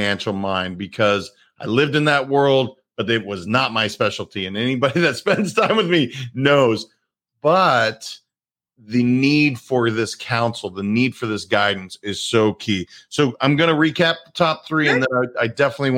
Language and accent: English; Wisconsin, United States; Being that I was born in Wisconsin